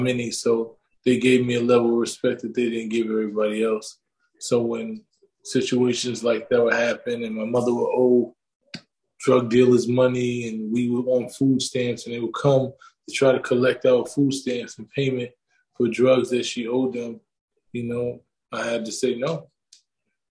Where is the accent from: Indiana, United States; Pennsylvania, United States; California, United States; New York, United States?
New York, United States; I come from New York.